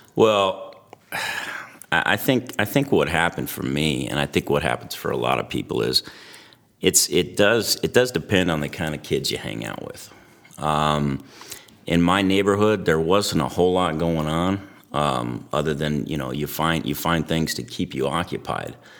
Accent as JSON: {"language": "English", "town": "Antioch", "region": "California", "country": "United States", "tie": "born or raised there", "said": "when I was a kid, I grew up in the East Bay Area, uh, little town called Antioch along the Delta"}